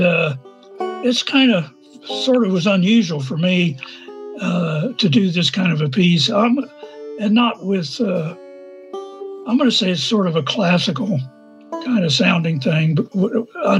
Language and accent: English; Norman, Oklahoma, United States; I'm from Norman, Oklahoma